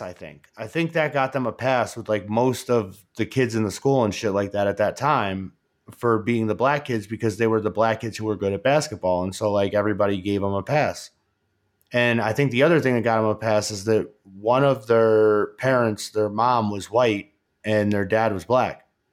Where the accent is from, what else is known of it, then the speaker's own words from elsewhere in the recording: New York, United States; now in Colorado, United States; I grew up in New York. It was pretty much you, you pretty much grow up around all Democrats.